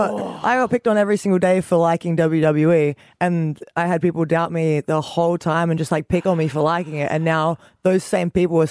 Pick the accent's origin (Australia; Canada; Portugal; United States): Australia; obviously an Australian on the card, like that's a big deal. And I'm very proud that I get to be that person.